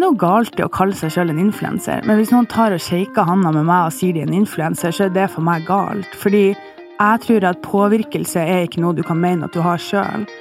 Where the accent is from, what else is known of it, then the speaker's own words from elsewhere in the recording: Bodø, Nordland, Norway; now in Oslo, Norway; jeg bor i Oslo, eh, og opprinnelig fra Bodø